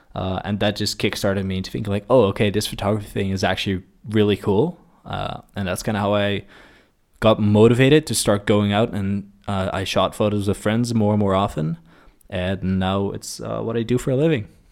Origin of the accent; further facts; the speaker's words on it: Maassluis, South Holland, Netherlands; I grew up in a small town, uh, called Maslands